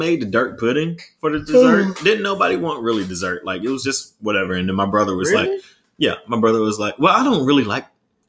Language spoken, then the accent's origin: English; the South, United States; And I'm from the South, though, too.